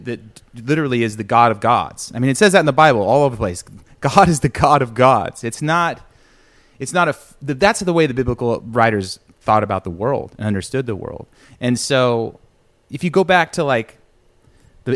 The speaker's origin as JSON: {"language": "English", "region": "California", "country": "United States", "tie": "born or raised there", "said": "I grew up in the Southern Baptist Church in California"}